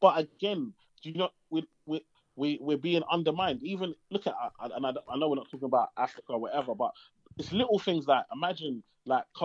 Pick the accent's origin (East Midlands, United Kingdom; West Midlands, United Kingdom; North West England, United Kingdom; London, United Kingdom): London, United Kingdom; I grew up in East London, Tower Hamlets